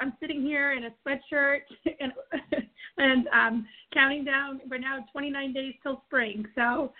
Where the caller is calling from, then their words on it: Auburn, Maine, United States; I am calling in from Auburn, Maine.